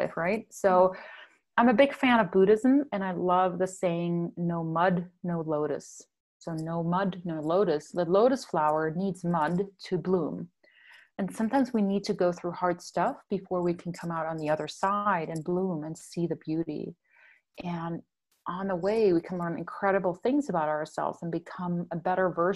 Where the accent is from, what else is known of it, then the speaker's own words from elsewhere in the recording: Germany; moved away; I'm from Germany. You probably picked up my accent by now